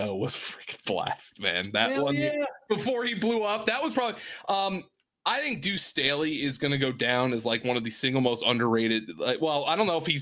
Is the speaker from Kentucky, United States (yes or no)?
no; Easton, Pennsylvania, United States; moved away as an adult; now in Greenville, United States; I grew up in Easton.